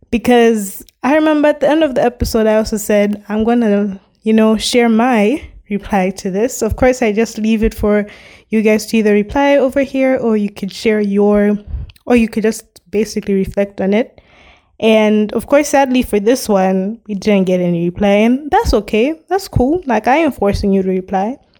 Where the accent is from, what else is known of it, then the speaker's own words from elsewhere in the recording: Malawi; from where I come from, I'm from Malawi